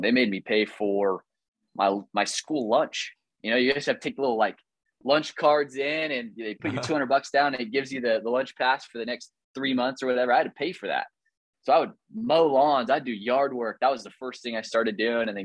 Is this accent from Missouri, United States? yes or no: yes; Kearney, Missouri, United States; I grew up in Kearney, Missouri, tiny little suburb of Kansas City